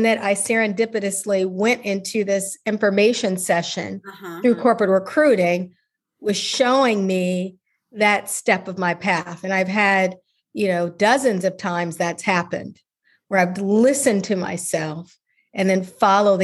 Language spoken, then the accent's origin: English; Chicago, Illinois, United States; moved away; I'm from Chicago originally, and I'm such a big city person